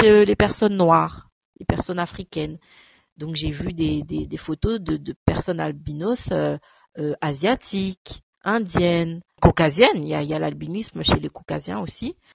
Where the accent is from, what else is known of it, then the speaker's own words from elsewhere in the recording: France; also born or lived in Cameroon; je suis née au Cameroun et je suis arrivée en France à l'âge de 5 ans